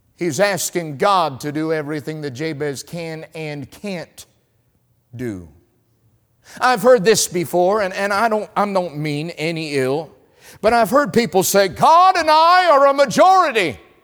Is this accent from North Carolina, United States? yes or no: yes; North Carolina, United States; I'm from North Carolina